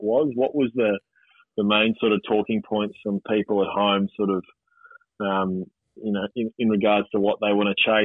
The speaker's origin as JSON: {"language": "English", "region": "Queensland", "country": "Australia", "said": "as a Queenslander"}